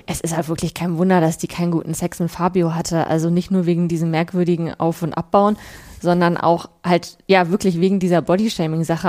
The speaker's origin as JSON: {"language": "German", "town": "Bielefeld", "region": "North Rhine-Westphalia", "country": "Germany", "tie": "born or raised there"}